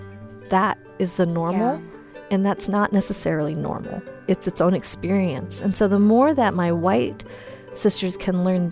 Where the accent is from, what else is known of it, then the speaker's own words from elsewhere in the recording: Boulder, Colorado, United States; accent: no accent; first language Mandarin; also born or lived in Wisconsin; now in Southern California, United States; I grew up in Boulder, so that's why I have no accent.